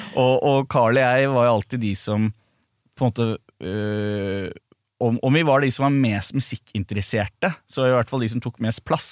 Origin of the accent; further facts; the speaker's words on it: Norway; ble jo også vårt første hit her hjemme i Norge